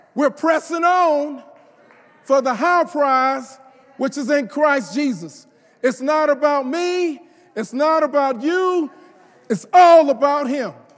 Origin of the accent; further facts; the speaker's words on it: the South, United States; I'm from the South